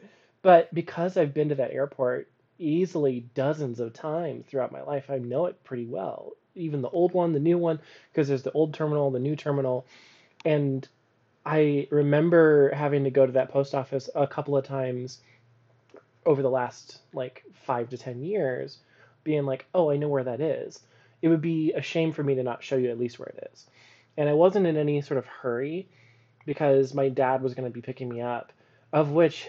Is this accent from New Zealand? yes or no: no; Japan; So the thing about growing up in Japan is that when you're a little white kid and you go to Japanese preschool, you learn the hiragana